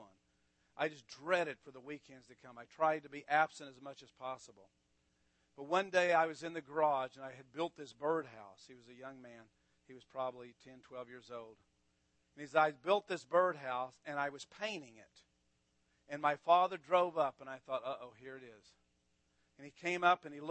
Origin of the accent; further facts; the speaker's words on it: Amarillo, Texas, United States; I grew up in Texas all my life. I grew up in Amarillo